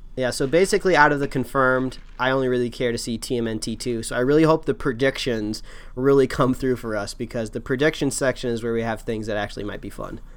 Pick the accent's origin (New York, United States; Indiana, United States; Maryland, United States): Indiana, United States; I'm also from Indiana